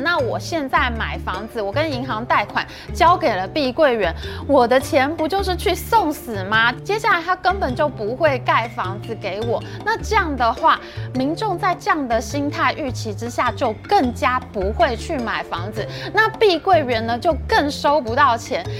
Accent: Taiwan; 我们台湾人还可以住回去那个原本新盖好的社区

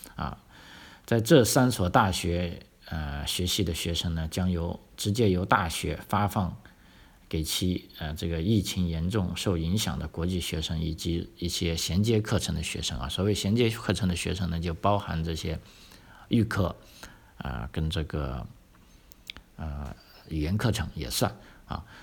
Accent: China; now in Australia; 咱们啊从中国大陆来的朋友

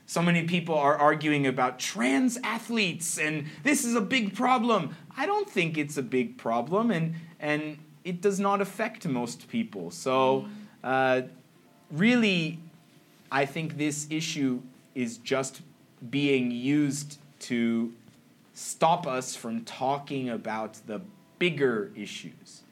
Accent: San Jose, California, United States; moved away as an adult; now in Taiwan; I'm from San Jose, which is about one hour away from San Francisco, which is more or less the gay capital of the United States. And so I grew up seeing a lot of people

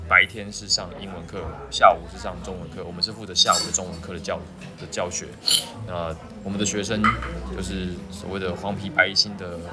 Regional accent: Taiwan; 然后我来自台湾，那么我目前是一档播客节目叫做《东邪西毒》的主持人之一。

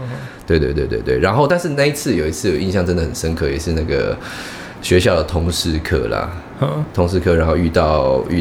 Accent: Tainan, Taiwan; moved away as an adult; also born or lived in Zhongli, Taoyuan; 因为我讲说我是台南人，

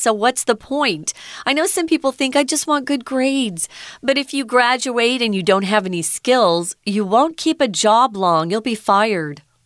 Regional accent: near California, United States; now in Taiwan; I grew up near California, and so if I went to a beach, or the ocean. It was always California

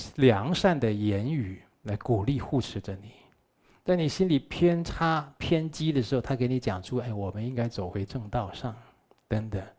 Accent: Taiwan; 我们台湾话都讲啊

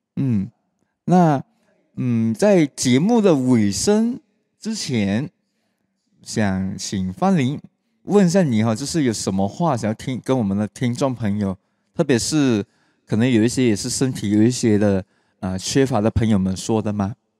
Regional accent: Malaysia; 我们马来西亚话就是讲 steady

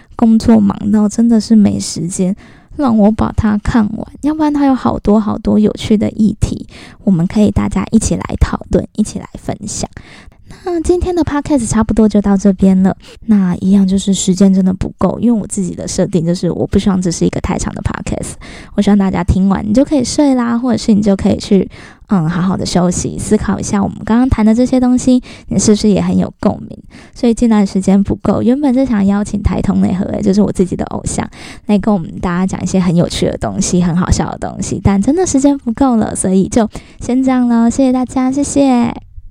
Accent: southern Taiwan, Taiwan; moved away; 因为我以前小时候住在南部，我们都是眷村的那种 子弟

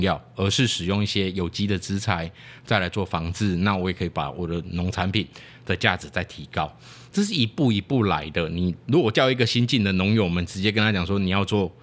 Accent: Taiwan; 我们讲台语

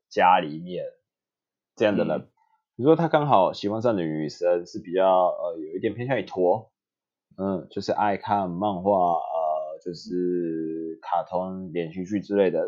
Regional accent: Japan; Chinese is a second language; moved away as an adult; also born or lived in Osaka; now in Taiwan; 我是日本人

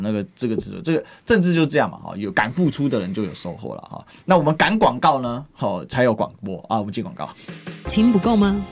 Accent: Taiwan; 我们台湾话

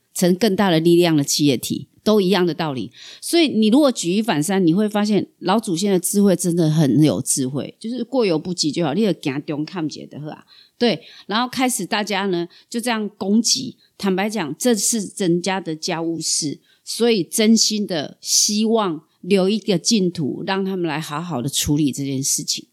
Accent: Kaohsiung, Taiwan; accent: southern; 可是你知道我们糕熊人之好嘛

